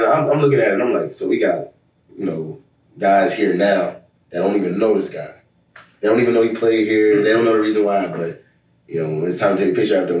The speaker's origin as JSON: {"language": "English", "country": "United States", "tie": "born or raised there", "moved": "as an adult", "lives_now": "Providence, United States", "said": "Yeah, it's my hometown team."}